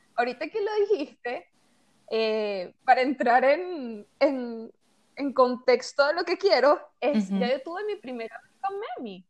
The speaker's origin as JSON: {"language": "Spanish", "country": "Venezuela", "moved": "as an adult", "said": "yo nunca había salido de Venezuela. Y, recién salí ahorita en enero"}